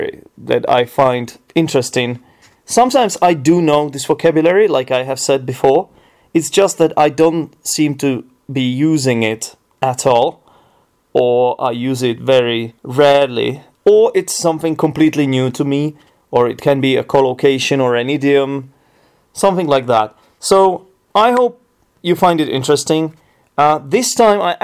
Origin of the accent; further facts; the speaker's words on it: Czechia; English is a second language; I'm from the Czech Republic, and the only thing we really do here every day is drink beer.